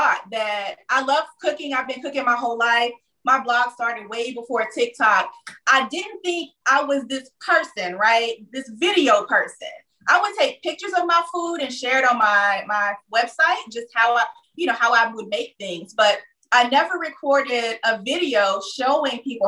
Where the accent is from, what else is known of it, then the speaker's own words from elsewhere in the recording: Kinston, North Carolina, United States; I am from Kinston, born and raised, Kinston High School graduate.